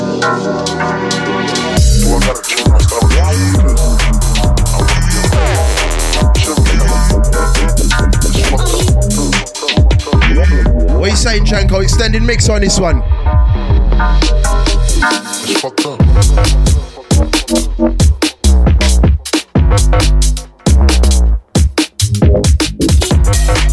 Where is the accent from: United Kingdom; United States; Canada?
United Kingdom; Birmingham, West Midlands; We are broadcasting live from the United Kingdom, Birmingham Town. I'm from Birmingham City, the city of God